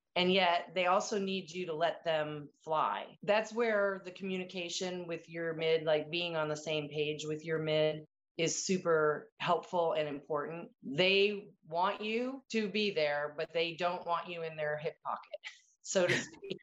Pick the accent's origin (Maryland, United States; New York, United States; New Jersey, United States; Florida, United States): Maryland, United States; Annapolis; growing up in Annapolis, my parents actually sponsored one of the very first female midshipmen at the academy